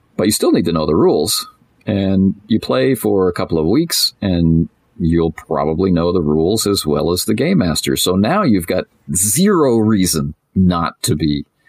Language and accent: English; Canada; I'm Canadian, so I'm sitting in a Tim Hortons